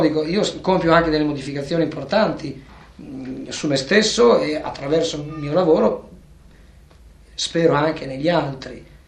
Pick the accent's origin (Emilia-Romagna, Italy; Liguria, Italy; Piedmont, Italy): Emilia-Romagna, Italy; Bologna; now in Rome, Italy; Io vivo a Roma, ma sono nato a Bologna